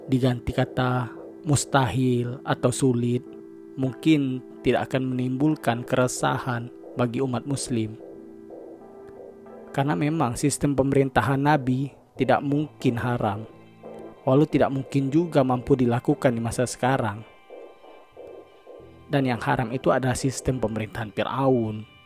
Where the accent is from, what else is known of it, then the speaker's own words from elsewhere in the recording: Jambi, Indonesia; first language Jambi Malay; Kalau bahasa Jambinya, bahasa daerah saya, agak-agak dikit muncung tuh bos.